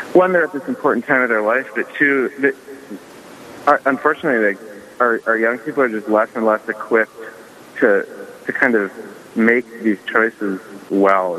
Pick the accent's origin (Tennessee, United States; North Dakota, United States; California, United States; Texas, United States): North Dakota, United States; Dickinson; I'm originally from Dickinson, North Dakota